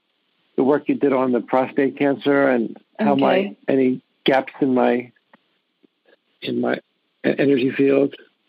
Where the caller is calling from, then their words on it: Encinitas, California, United States; I'm calling from Encinitas, California, which is just about a half an hour north of San Diego.